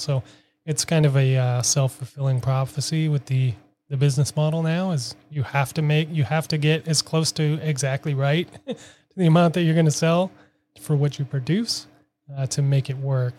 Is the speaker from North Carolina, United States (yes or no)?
no; Minneapolis, Minnesota, United States; now in Boston, United States; I am from Minneapolis, currently living in Boston for the last six years